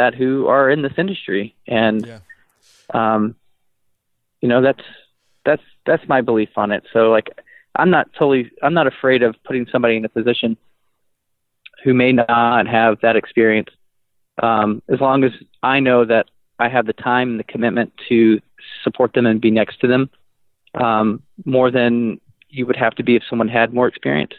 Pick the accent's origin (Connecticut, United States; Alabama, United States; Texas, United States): Texas, United States; moved away as an adult; now in Madison, United States; I'm from Texas, and so I left there when I was 25